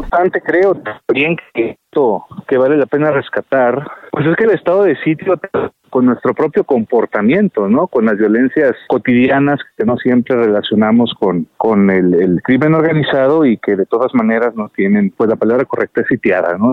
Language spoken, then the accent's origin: Spanish; Jalisco, Mexico; mi país y de mi pueblo